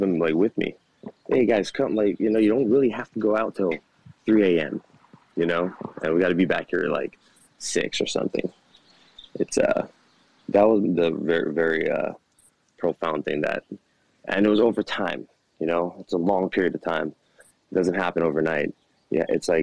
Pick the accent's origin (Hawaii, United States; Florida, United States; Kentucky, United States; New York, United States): Hawaii, United States; I'm from Hawaii